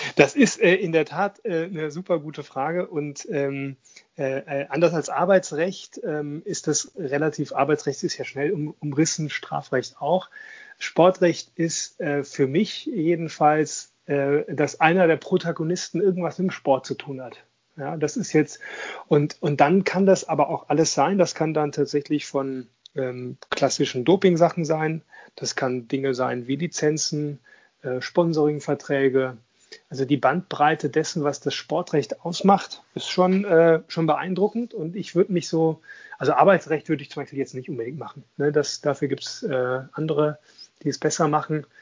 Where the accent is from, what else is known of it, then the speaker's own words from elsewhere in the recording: Düsseldorf, North Rhine-Westphalia, Germany; ich komme ja aus Düsseldorf